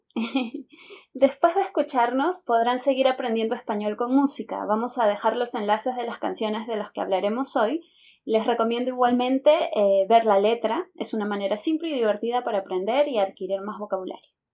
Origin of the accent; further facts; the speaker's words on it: Lima, Peru; also born or lived in Caracas, Venezuela / Santa Cruz de la Sierra, Bolivia; soy de Lima, eh, Perú